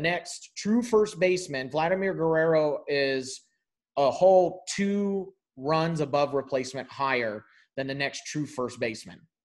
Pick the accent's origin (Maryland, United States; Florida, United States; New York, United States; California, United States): California, United States; I am from California